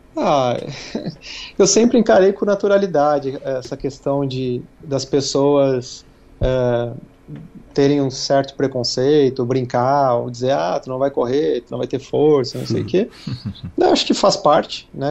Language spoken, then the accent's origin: Portuguese; Gaúcho, Rio Grande do Sul, Brazil; como gaúcho, minha memória afetiva, né, seja muito ligada a churrasco, porque tudo era motivo de churrasco quando era uhum. criança